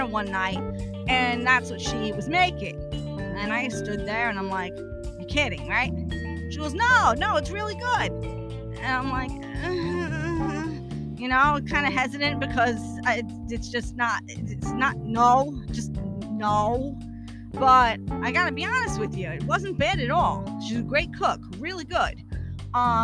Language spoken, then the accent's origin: English; New York City, New York, United States; I'm originally from Brooklyn. New York native